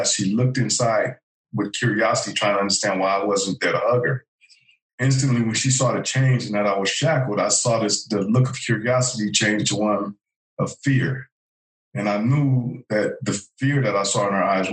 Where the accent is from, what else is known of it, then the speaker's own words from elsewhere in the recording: Los Angeles, California, United States; I was a teenager growing up in South L.A.